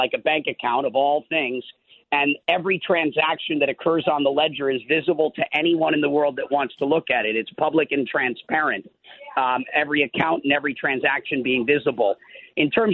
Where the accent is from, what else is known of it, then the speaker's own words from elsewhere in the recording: Minnesota, United States; I'm from Minnesota, so I did spend a lot of my life on farms as a kid.